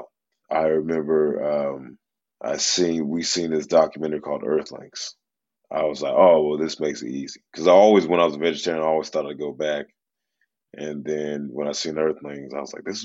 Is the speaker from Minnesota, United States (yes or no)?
no; Memphis, Tennessee, United States; I grew up in Memphis, Tennessee